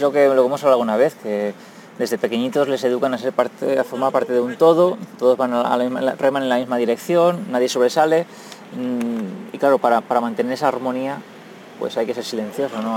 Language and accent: Spanish; Valencian Community, Spain; moved away as an adult; also born or lived in New York; now in Japan; Soy un valenciano de 37 años que me vine aquí en Japón hace ya eh, seis se va a hacer ahora este mes, seis años.